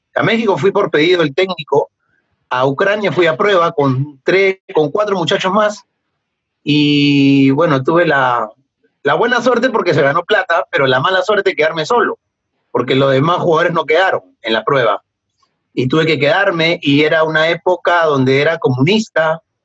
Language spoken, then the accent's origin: Spanish; Peru; yo soy peruano